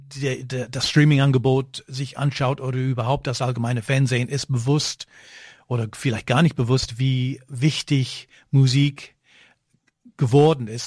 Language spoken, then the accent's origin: German; United Kingdom; now in Germany; ich bin Brite